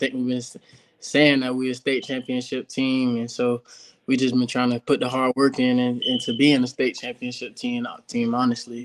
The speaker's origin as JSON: {"language": "English", "town": "Jacksonville", "region": "Florida", "country": "United States", "said": "I'm from Jacksonville, Florida, class of 2025"}